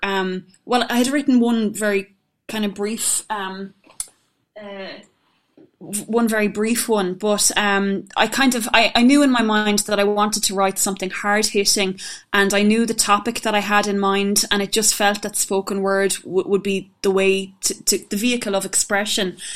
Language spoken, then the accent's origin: English; County Tipperary, Munster, Ireland; where I grew up in County Tipperary